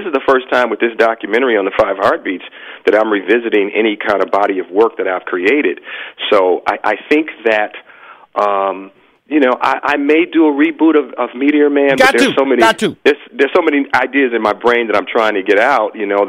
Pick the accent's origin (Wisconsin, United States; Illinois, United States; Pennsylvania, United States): Illinois, United States; Chicago; because it's my love of Motown and Detroit, and I'm from Chicago, but it's all that great music.